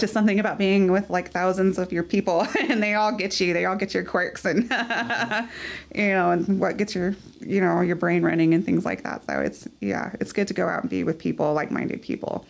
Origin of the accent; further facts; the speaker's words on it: Midland, Texas, United States; I'm born and raised in Midland